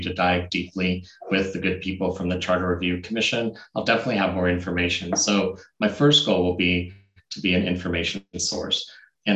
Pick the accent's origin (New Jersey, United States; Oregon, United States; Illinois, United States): Oregon, United States; Portland; moved away; I was born and raised in North Portland, went to Roosevelt High School